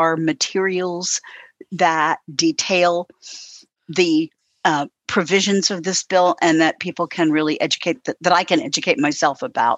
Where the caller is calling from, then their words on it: Louisville, Kentucky, United States; I'm in Louisville, Kentucky.